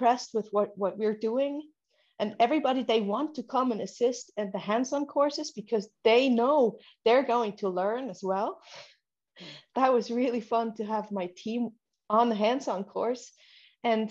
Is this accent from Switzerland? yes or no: yes; Switzerland; I'm from Switzerland, and I have a dental office about 20 kilometers outside of our capital, outside of Bern